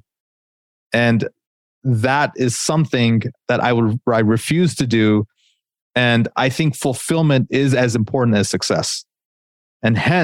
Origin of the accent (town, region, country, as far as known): United States; born or raised there